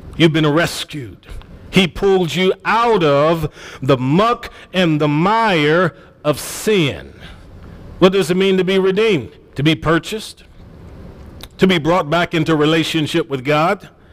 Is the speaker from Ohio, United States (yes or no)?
yes; Cleveland, Ohio, United States; Growing up in Cleveland, Ohio, I've seen parents that were on government assistance when my friends were in Head Start with me